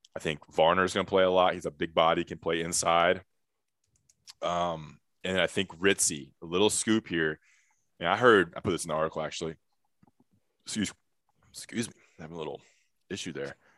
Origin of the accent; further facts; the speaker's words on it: Greensboro, North Carolina, United States; in Greensboro, North Carolina, my hometown, my high school.